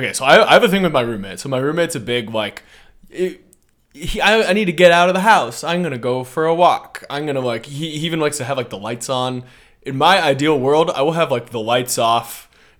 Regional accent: Seattle, Washington, United States; I'm from Seattle.

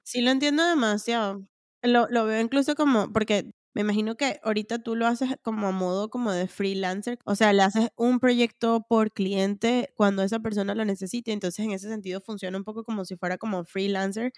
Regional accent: Venezuela; moved away; cuando salí de Venezuela

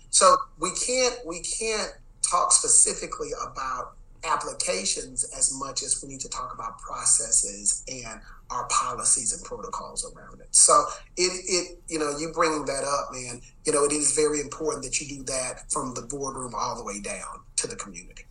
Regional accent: Dallas, Texas, United States; I'm from Dallas

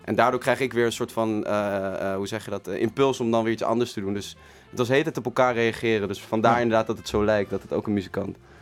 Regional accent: The Hague, South Holland, Netherlands; ik kom zeker uit Den Haag

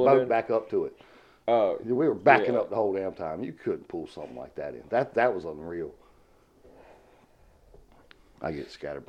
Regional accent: the South, United States; accent: southern; I mean, me with my southern accent I used to have before I joined the Navy, I'd have to watch his mouth to understand what the hell he was saying.

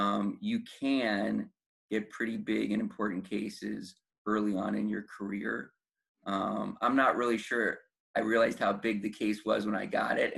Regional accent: New York, United States; born there; now in Los Angeles, United States; So even though I was born in New York, where New York obviously has grand juries, I just didn't know that there was grand juries.

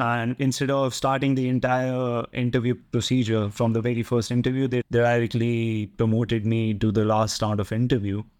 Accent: Delhi, India; moved away as an adult; also born or lived in Netherlands; I'm from Delhi, India

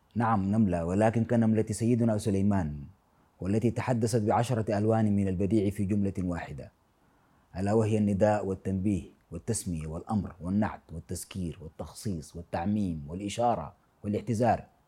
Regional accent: Sudan; أنا من السودان

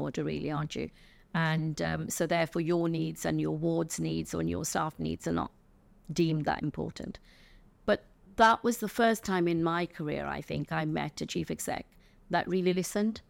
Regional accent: England, United Kingdom; I was born in England to, uh, parents that came from India in the nineteen fifties, early sixties.

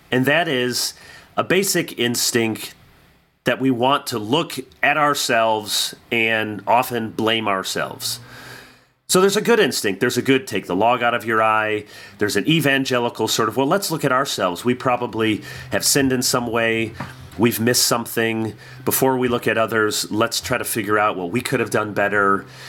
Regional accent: Midwest, United States; growing up in the Midwest

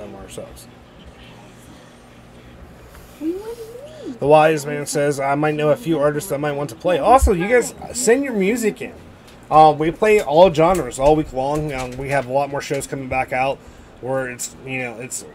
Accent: Ohio, United States; We're from Ohio

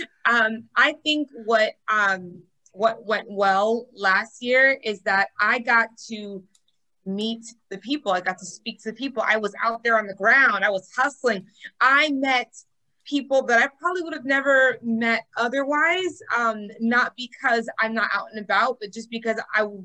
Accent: Miami, Florida, United States; I am born and raised in Miami, Florida.

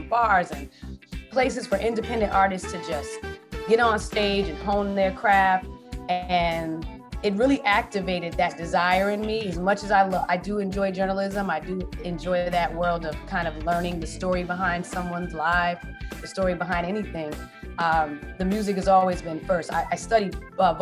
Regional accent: New Haven, Connecticut, United States; moved away as an adult; also born or lived in Washington, District of Columbia, United States; now in Maryland, United States; I am originally born and raised in New Haven, Connecticut. Elm City, as we call it

